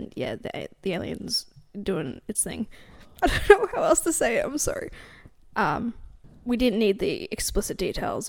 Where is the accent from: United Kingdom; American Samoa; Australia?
Australia; we're Australian